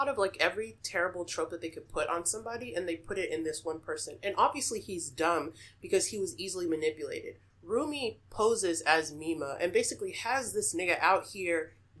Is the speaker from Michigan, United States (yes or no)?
no; Texas, United States; I'm from Texas